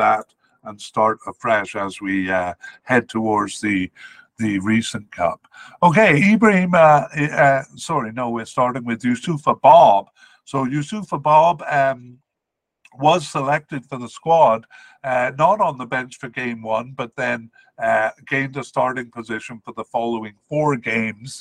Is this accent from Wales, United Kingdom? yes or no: yes; Cardiff, Wales, United Kingdom; I grew up in Cardiff